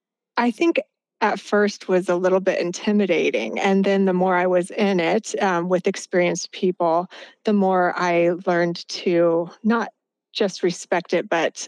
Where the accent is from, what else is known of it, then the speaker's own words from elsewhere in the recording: Midwest, United States; I think growing up in the Midwest gave me a more of an appreciation for that when I came out here